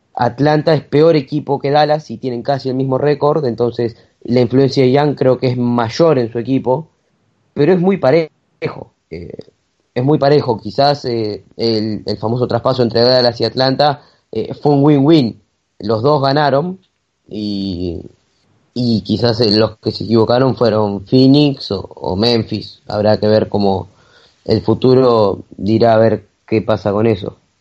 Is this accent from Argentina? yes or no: yes; Argentina; un orgullo como argentino